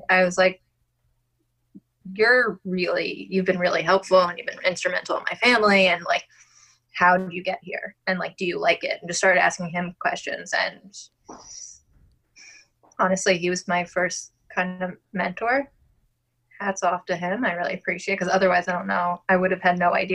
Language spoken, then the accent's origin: English; Long Island, New York, United States; accent: Long Island; I'm originally from Long Island. And I just said that super Long Island